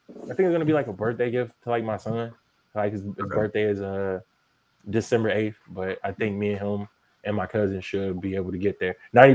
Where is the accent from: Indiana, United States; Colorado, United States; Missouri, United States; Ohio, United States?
Indiana, United States; Gary; I'm from Gary, Indiana.